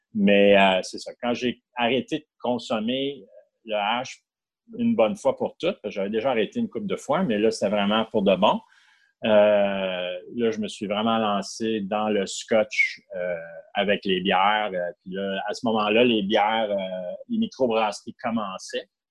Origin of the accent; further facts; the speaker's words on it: Ottawa, Ontario, Canada; moved away as an adult; also born or lived in Montreal; j'ai été élevé à Ottawa jusqu'à l'âge de 19 ans où j'ai déménagé à Montréal